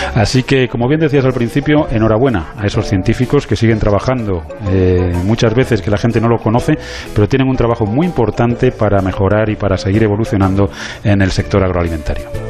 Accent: Spain; Yo como español

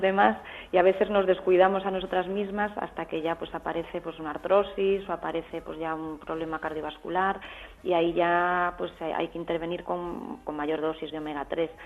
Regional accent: Galicia, Spain; Yo soy gallega

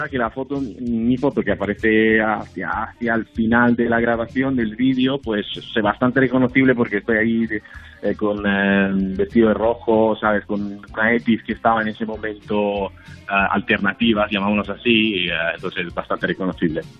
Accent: Italy; Spanish is a second language; yo, como notarás, como sabes, yo soy italiano y he tenido también compañeros míos desde Italia, desde Milán

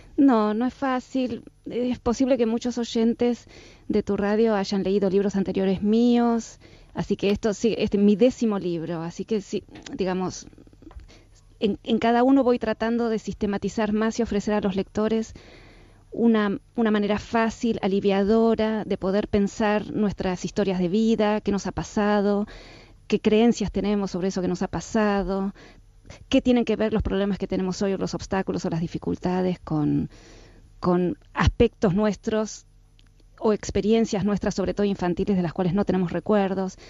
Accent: Argentina; soy argentina, por supuesto en Argentina todos eh, hacemos terapias, a mí mis papás me mandaron a los 13 años a hacer psicoanálisis

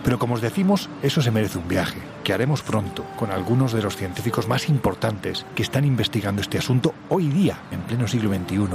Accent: Jaén, Andalusia, Spain; Yo sí que soy más de secano, porque que yo sepa en Jaén, salvo montañas y olivos, de mar nada de nada.

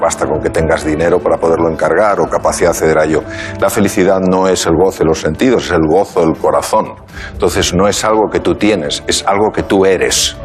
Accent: Spain; soy de España

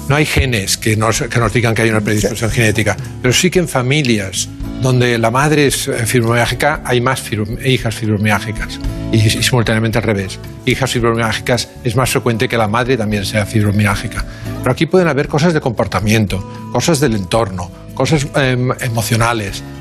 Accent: Barcelona, Catalonia, Spain; Sí, nacimos en, nacimos en Barcelona. Bueno, mi padre en Tarrasa y yo en Barcelona.

